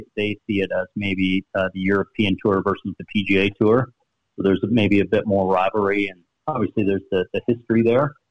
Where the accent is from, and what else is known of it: Sarnia, Ontario, Canada; born or raised there